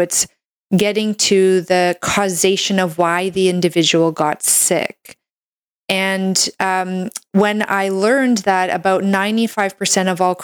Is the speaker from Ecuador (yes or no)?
no; Canada; I'm a Canadian medical doctor